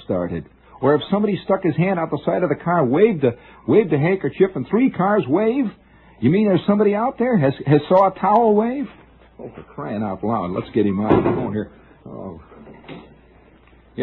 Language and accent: English; Middle West, Midwest, United States; moved away; I'm from the Middle West